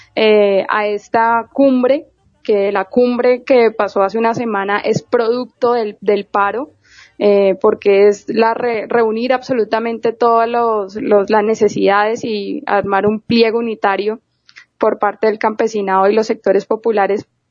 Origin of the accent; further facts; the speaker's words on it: Colombia; nosotros desde acá, desde Colombia